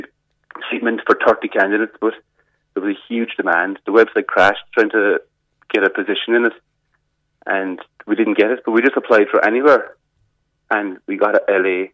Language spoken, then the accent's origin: English; Cork, Munster, Ireland; moved away; I'm originally from Cork